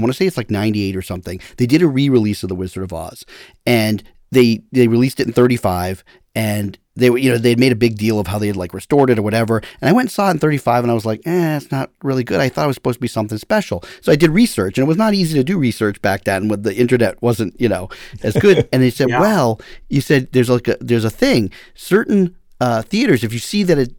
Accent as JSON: {"language": "English", "town": "Woburn", "region": "Massachusetts", "country": "United States", "tie": "born or raised there", "said": "I grew up in Woburn and I worked at the Showcase there, you know, in my high school days."}